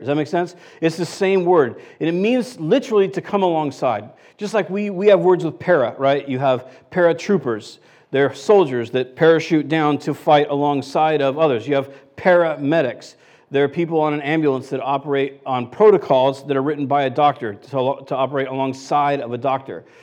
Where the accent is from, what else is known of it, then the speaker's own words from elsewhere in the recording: United States; I'm American